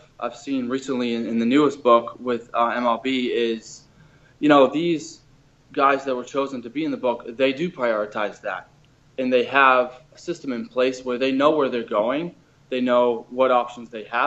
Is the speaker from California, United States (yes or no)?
no; Boston, Massachusetts, United States; moved away as an adult; also born or lived in Miami; I was from Boston originally